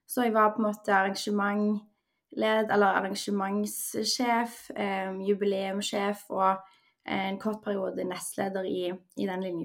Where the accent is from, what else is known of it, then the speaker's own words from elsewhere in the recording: Stavanger, Rogaland, Norway; moved away as an adult; also born or lived in Trondheim; now in Oslo, Norway; Jeg er født og oppvokst i Stavanger. Jeg bor nå i Oslo og har bodd der siden sommeren 2020 da jeg starta i min første fulltidsjobb. Eh, utenom det så bodde jeg fem år i Trondheim under studiene.